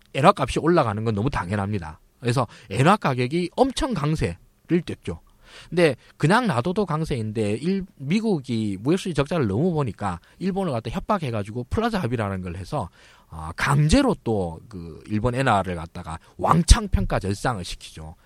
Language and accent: Korean; Daegu, South Korea; moved away; 제가 이제 고향이 대구인데요.